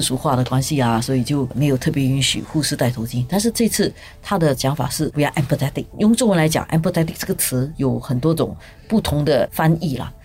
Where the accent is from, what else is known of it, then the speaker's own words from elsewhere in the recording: Singapore; 因为我们已经长时间在新加坡这个地方长大